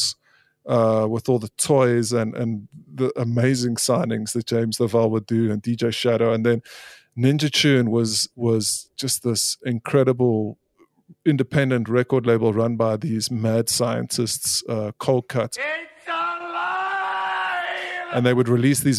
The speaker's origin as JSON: {"language": "English", "country": "South Africa", "tie": "born or raised there", "also_born_or_lived": "Scotland", "said": "I am totally South African. I mean, I've been raised here"}